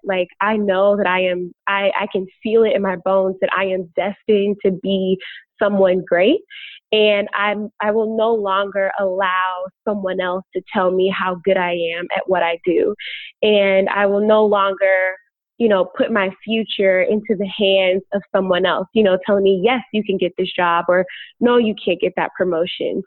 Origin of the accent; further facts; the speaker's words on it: Chicago, Illinois, United States; moved away as an adult; now in Los Angeles, United States; I was born and bred in Chicago.